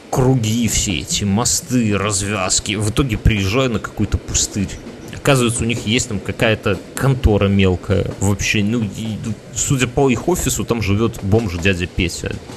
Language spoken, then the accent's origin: Russian; Belarus; мы же вот белорусы